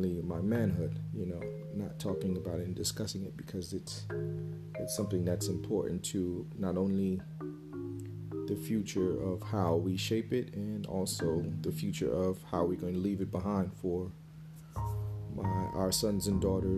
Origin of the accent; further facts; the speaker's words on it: United States; growing up in America